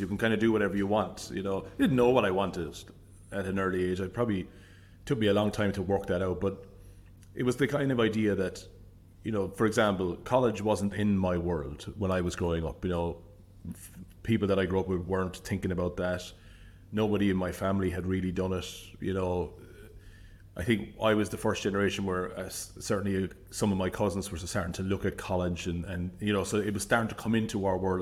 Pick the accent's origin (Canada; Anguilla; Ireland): Ireland; Limerick, Munster; moved away as an adult; also born or lived in Dublin / Cork; I grew up in Limerick City.